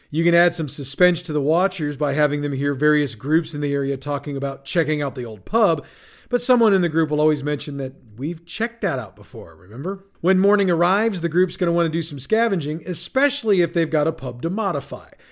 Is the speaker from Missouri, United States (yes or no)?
yes; St. Louis, Missouri, United States; my hometown of St. Louis, Missouri, USA